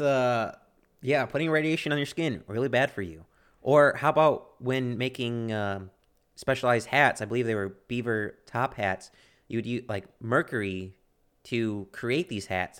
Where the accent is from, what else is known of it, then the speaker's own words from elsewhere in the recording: United States; I'm an American